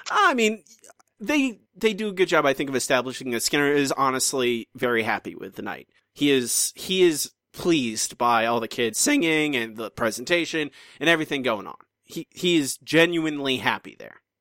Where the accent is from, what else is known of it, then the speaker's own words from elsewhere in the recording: United States; moved away; my my home country